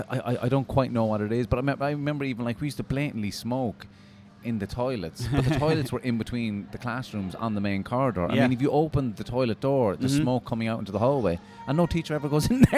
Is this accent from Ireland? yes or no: yes; Cork, Munster, Ireland; moved away; also born or lived in Dublin; I went to school in Cork, and I remember the transition of when we moved from Cork to Dublin.